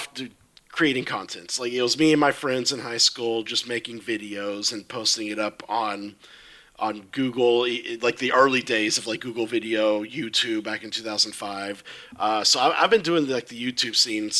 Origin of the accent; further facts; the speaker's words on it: Texas, United States; moved away as an adult; now in Florida, United States; I come originally from Texas, born and raised in Texas